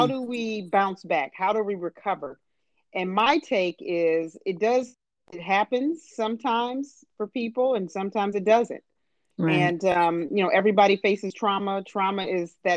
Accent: Harvey, Illinois, United States; we're from Chicago, South Suburb, Harvey, Illinois

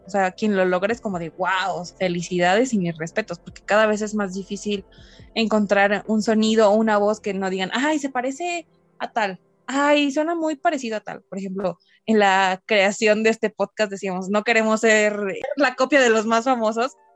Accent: Mexico; en México, que siento que somos como los, los pioneros

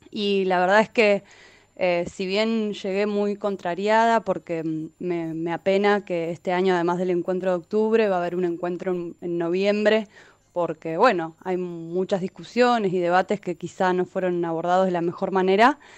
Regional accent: Neuquén, Argentina; now in Buenos Aires, Argentina; soy de Neuquén ya hace varios años que vivo en Buenos Aires.

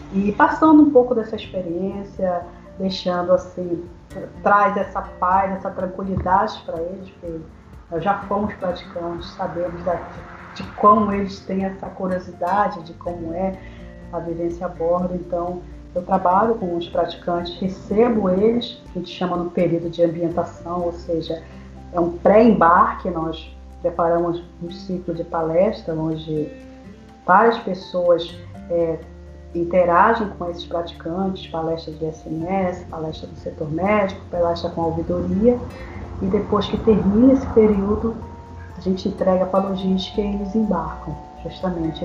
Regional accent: Belém, Pará, Brazil; moved away; eu sou paraense, mas eu sou um pouco paraense assim, meio espírito, meio cigano

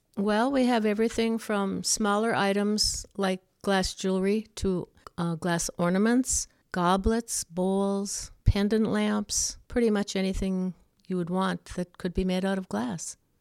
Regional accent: Ulu, Wisconsin, United States; Ulu is a little town that was originally all of Finnish descent. My grandfather was one that settled there in the early nineteen hundreds, and I was born and raised there

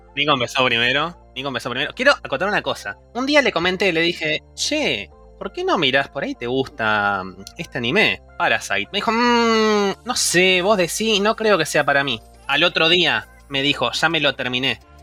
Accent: Buenos Aires, Argentina; now in Barcelona, Spain; originariamente de Argentina. Argentina, Buenos Aires, zona oeste

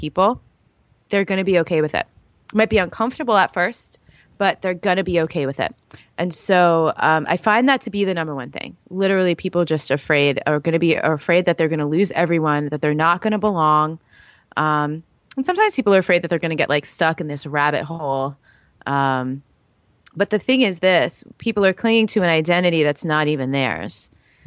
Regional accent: New York, United States; I'm from New York.

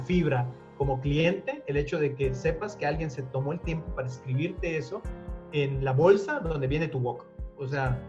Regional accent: Mexico; somos mexicanos

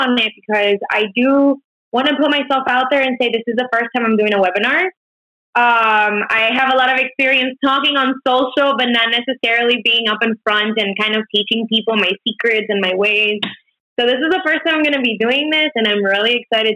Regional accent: Miami, Florida, United States; moved away as an adult; now in Chicago, United States; I just moved in here recently because I'm originally from Miami, Florida

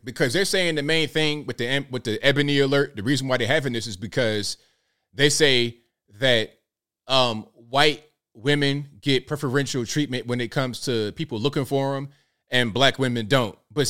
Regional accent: Portsmouth, Virginia, United States; Hey, Tanisha, I'm from Virginia. I'm from the hood. Look up Portsmouth, Virginia, P City, P Town. Okay, I'm from the absolute hood.

